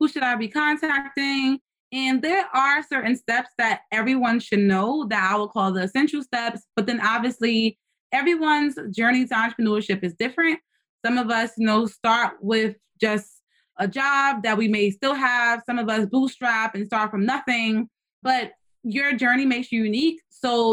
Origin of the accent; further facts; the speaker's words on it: New York City, New York, United States; I'm from the Bronx